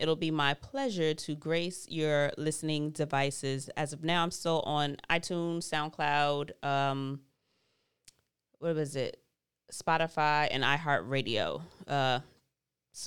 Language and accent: English; New York, United States; as a New Yorker